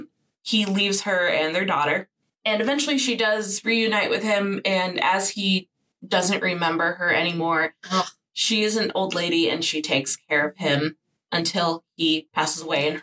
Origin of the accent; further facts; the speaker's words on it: New Orleans, Louisiana, United States; I'm from New Orleans.